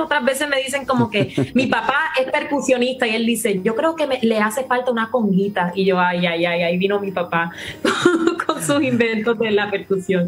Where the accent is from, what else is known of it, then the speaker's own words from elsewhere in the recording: Puerto Rico; accent: Puerto Rican; also born or lived in Miami; si no notan mi acento, es más puertorriqueño que nada, porque allí viví toda mi vida.